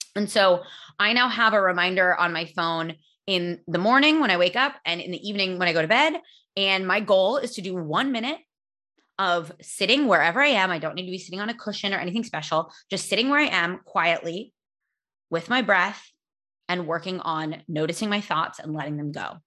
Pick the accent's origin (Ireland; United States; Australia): United States; California; I'm from California.